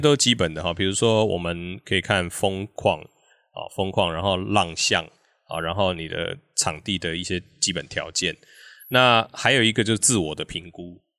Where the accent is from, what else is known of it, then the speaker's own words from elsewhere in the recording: Kaohsiung, Taiwan; moved away as an adult; now in Hengchun, Taiwan; 我是高雄人哦